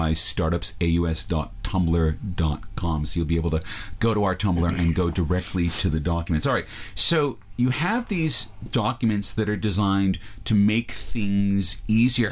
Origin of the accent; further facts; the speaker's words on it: United States; now in Australia; I'm an American